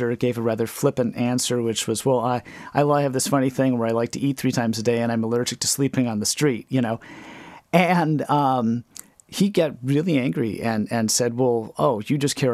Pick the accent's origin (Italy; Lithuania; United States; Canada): United States; Wales, Wisconsin; I grew up in Wales, Wisconsin